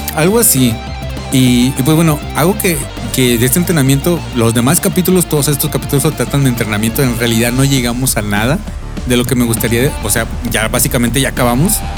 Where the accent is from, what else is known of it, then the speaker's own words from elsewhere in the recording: Mexico; Sí, pues que somos mexicanos